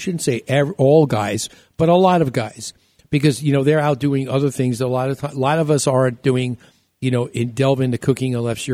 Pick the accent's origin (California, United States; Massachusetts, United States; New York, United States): New York, United States; moved away; also born or lived in Chicago; when we were growing up in New York